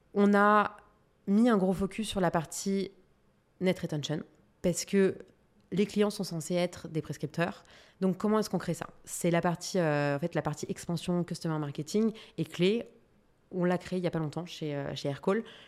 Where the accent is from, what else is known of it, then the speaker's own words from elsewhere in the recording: France; en tant que Française